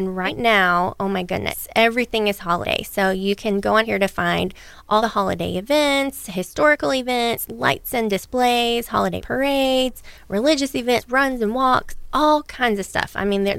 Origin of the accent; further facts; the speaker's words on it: United States; also born or lived in Texas / Jacksonville, Florida; I grew up in Texas and in Jacksonville, so I never really had snow.